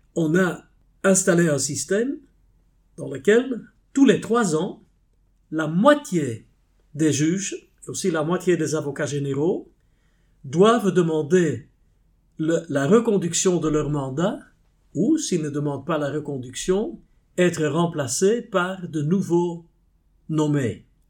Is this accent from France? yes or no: no; Flanders, Belgium; first language Dutch; French is a second language; je suis belge